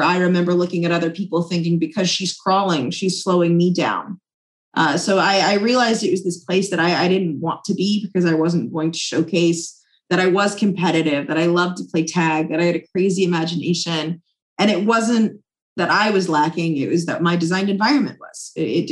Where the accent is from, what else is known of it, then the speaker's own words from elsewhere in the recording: Charlotte, North Carolina, United States; my hometown of Charlotte